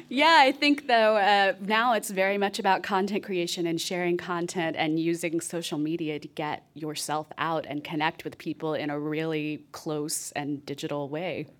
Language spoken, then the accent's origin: English; Texas, United States; I grew up in Texas